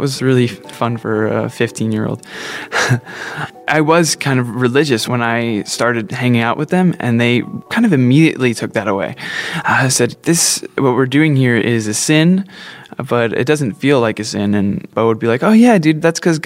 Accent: New Jersey, United States; Growing up in New Jersey

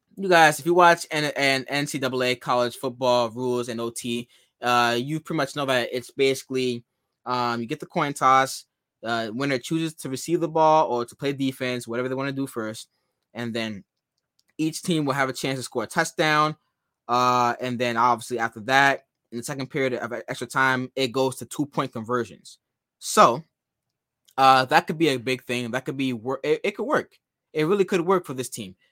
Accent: New Jersey, United States; also born or lived in Ghana; I'm from Ghana and I'm also from New Jersey

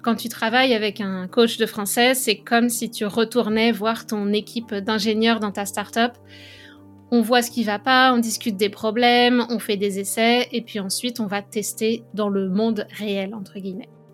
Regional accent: France; moved away as an adult; now in Montreal, Canada; je suis française. Depuis 2009, je vis au Canada

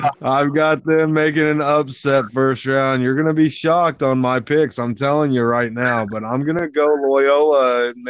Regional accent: San Diego, California, United States; I'm a Californian from San Diego

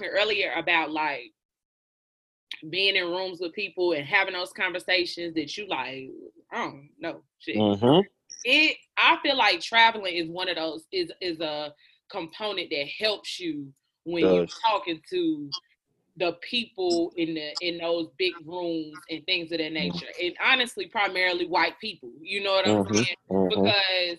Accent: United States; as an American

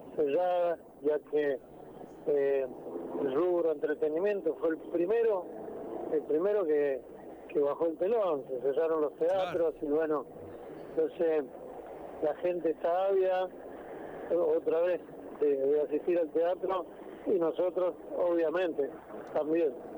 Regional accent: Argentina

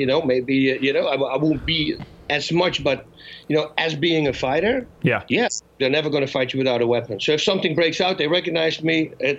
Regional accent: Netherlands; moved away as an adult; now in United States

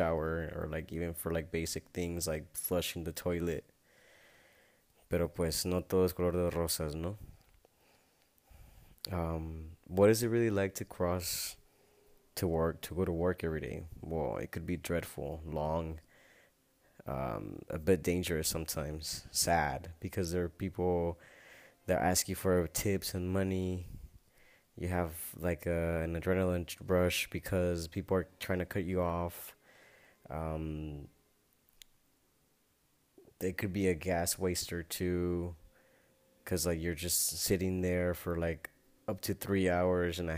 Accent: Tulare, California, United States; now in Tijuana, Mexico; I know I wouldn't fit in if I'd go back to my hometown and I know I don't fit in back at home in Tulare, the small town in California.

